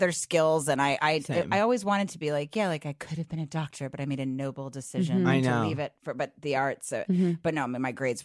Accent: Bethesda, Maryland, United States; I grew up at Bethesda

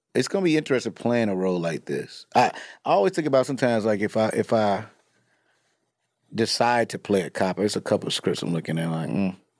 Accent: Chicago, Illinois, United States; I'm from Chicago

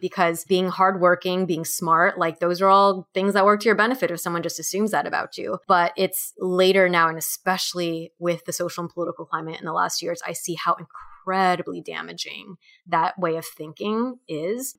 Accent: Orange County, California, United States; growing up in Orange County, California

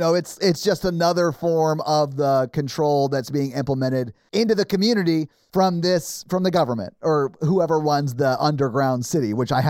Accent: Maryland, United States; now in Nashville, United States; I grew up on Popeyes in Maryland.

